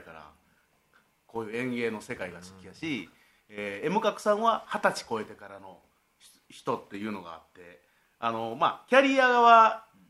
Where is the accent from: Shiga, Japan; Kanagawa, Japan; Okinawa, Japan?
Shiga, Japan; 僕滋賀県があ滋賀県が出身